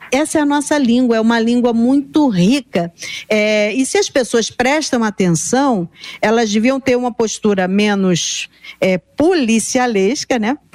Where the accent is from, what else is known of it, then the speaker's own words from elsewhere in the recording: Rio de Janeiro, Brazil; É, os surfistas, eu me lembro, eu sou do Rio, mas não era surfista, né?